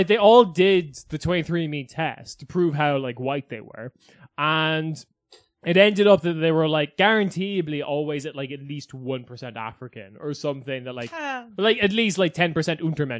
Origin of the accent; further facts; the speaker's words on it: Bosnia & Herzegovina; I am a Bosnian.